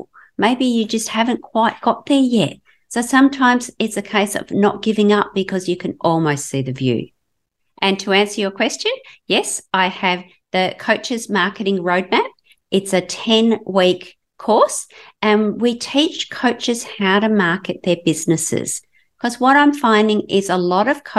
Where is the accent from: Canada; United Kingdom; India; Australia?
Australia; Western Australia; I'm from Southern Australia, in Western Australia on the West Coast